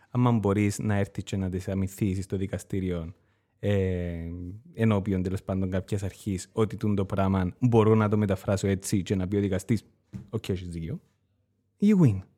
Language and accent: Greek; Cyprus; Ως Κύπριος πολίτης.